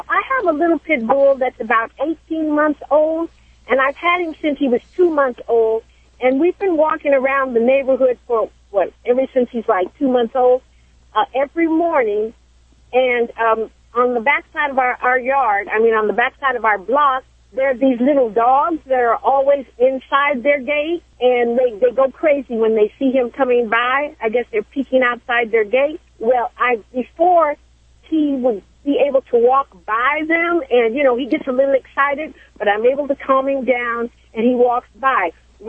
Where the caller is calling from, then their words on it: Los Angeles, California, United States; I'm from Los Angeles. I'm here in Los Angeles.